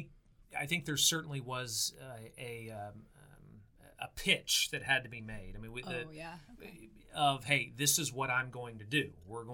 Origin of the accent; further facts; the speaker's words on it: Oklahoma, United States; when they found out I was from Oklahoma, they would say Boomer Sooner.